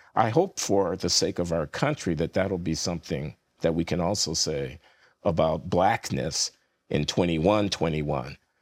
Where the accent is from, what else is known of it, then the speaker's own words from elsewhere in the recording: United States; I'm an American, so my people are the American people as well as the African American people